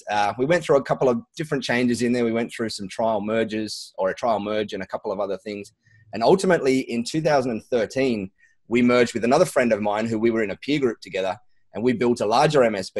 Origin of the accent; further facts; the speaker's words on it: Sydney, New South Wales, Australia; We like to say that so that we don't get confused with people thinking we are from Sydney, because we've got a little bit of fun rivalry with the Sydney folk down there.